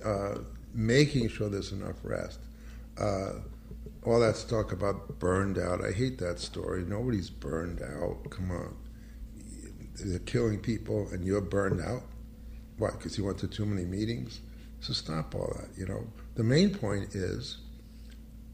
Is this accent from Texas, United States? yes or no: no; New York, United States; now in Los Angeles, United States; I'm from New York